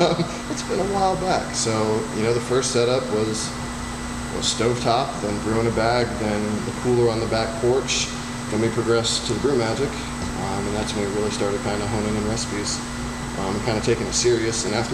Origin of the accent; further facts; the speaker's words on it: Bradenton, Florida, United States; also born or lived in Virginia Beach, Virginia / Orlando, Florida; I'm originally from Bradenton, Florida.